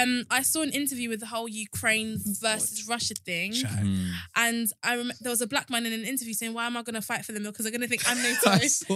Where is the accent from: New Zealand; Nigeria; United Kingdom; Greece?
Nigeria; Honestly, I'm Nigerian.